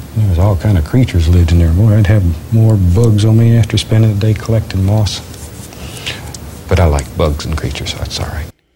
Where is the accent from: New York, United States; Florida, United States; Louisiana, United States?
Florida, United States; I grew up in Florida